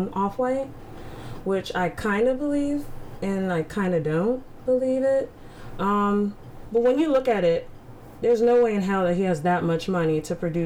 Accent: United States; me growing up in Howard County

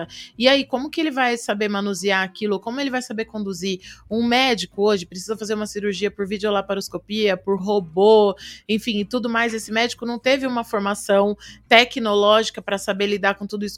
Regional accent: Araçatuba, São Paulo, Brazil; moved away; eu sou de Aracatuba

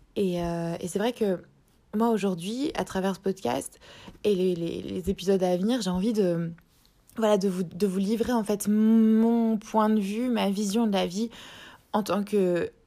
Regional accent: Strasbourg, Grand Est, France; moved away as an adult; now in Sydney, Australia; je suis originaire de France, à la base de Strasbourg

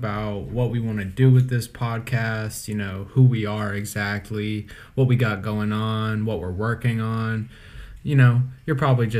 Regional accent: North Carolina, United States; also born or lived in Asheville; we're both from North Carolina, born and raised

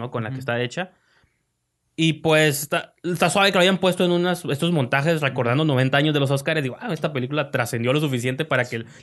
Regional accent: Mexico

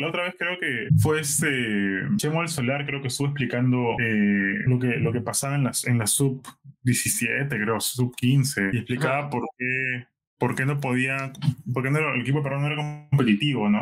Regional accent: Peru; moved away; decía que era de Perú

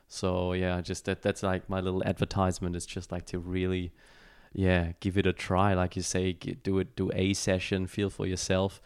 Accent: Germany; moved away; I was born and raised in Germany

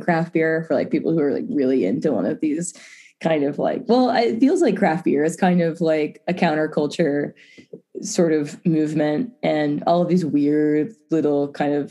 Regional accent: South Carolina, United States; now in Boulder, United States; I'm from South Carolina

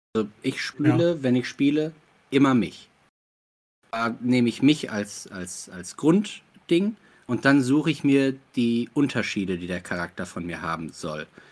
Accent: Ruhr area, North Rhine-Westphalia, Germany; moved away; ich komme aus dem Ruhrgebiet

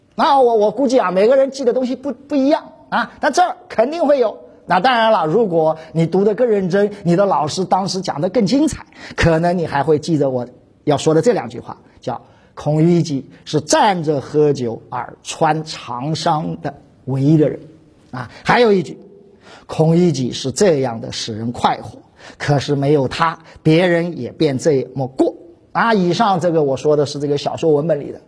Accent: China; 我们中国人

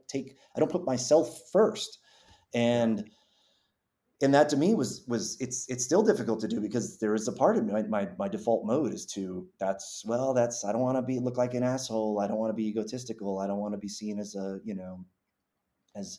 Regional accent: Massachusetts, United States; I grew up in Massachusetts

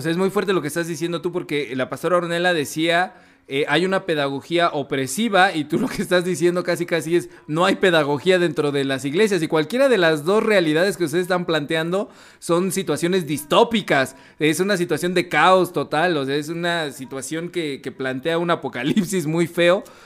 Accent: Mexico; nosotros como latinoamericanos, en específico como mexicanos

